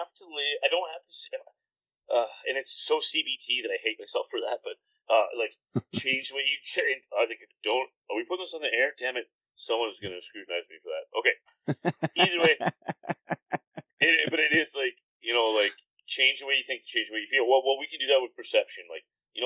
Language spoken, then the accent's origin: English; Comox, British Columbia, Canada; I grew up in Comox, which is like predominantly a pretty, very upper middle class